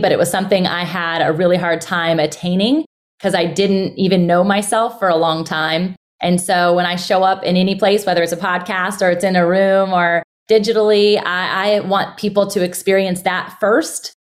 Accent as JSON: {"language": "English", "town": "Virginia Beach", "region": "Virginia", "country": "United States", "tie": "born or raised there", "said": "I'm born and raised in Virginia Beach"}